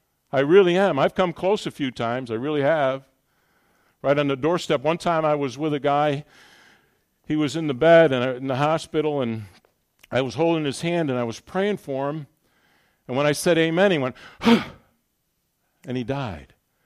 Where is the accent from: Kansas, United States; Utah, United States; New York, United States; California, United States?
New York, United States; This is Ohio. You're all conservative here. I come from New York.